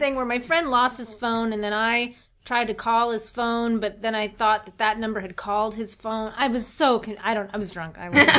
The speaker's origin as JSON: {"language": "English", "town": "Rockville", "region": "Maryland", "country": "United States", "tie": "born or raised there", "also_born_or_lived": "Washington, D.C.", "said": "I was born in Washington, D.C., our nation's capital. Yes. And I grew up in Rockville, Maryland."}